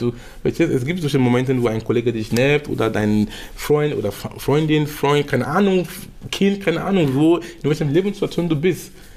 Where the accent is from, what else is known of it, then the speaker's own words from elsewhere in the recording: Cameroon; in Kamerun sein, wo ich herkomme